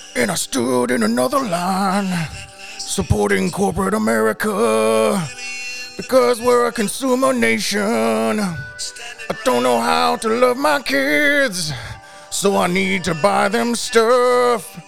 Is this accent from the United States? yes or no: yes; a suburb of Milwaukee, Wisconsin, United States; now in Texas, United States; I grew up in a suburb of Milwaukee.